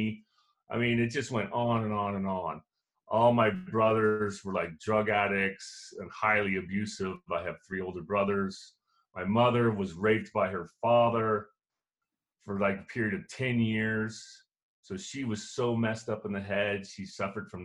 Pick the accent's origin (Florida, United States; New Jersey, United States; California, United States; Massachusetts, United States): Florida, United States; Cocoa Beach; I grew up in Cocoa Beach, Florida, an idyllic situation.